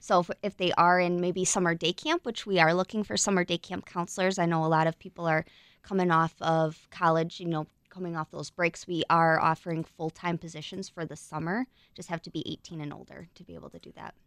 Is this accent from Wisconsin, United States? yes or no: yes; Burlington, Wisconsin, United States; grew up in, uh, Burlington.